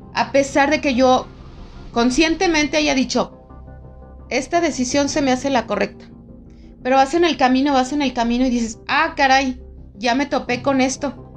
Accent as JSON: {"language": "Spanish", "town": "León", "region": "Guanajuato", "country": "Mexico", "said": "yo que soy de aquí de León"}